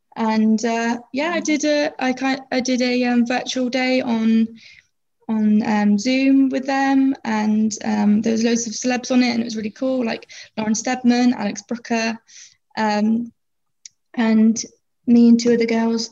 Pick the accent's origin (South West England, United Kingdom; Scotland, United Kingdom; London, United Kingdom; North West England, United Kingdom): South West England, United Kingdom; Plymouth; I'm 22 years old and I'm from Plymouth